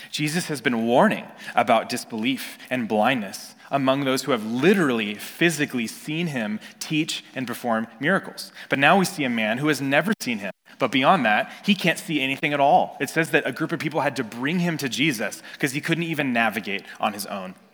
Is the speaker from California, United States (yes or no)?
yes; California, United States; I grew up in Northern California, and I'm looking and I see the trees and the Sierra Nevada mountains in the back